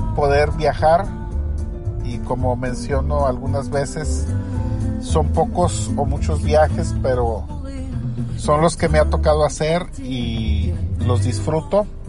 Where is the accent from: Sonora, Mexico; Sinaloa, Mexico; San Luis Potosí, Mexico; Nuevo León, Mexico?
Nuevo León, Mexico; Monterrey; Monterrey, mi ciudad natal